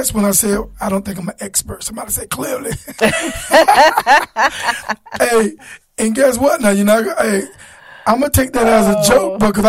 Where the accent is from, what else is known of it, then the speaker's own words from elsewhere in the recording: Florida, United States; my hometown in Florida.